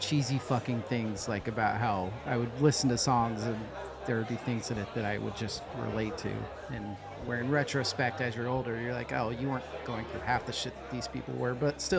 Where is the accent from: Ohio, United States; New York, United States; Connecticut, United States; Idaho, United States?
Idaho, United States; Boise; I grew up in Boise, Idaho.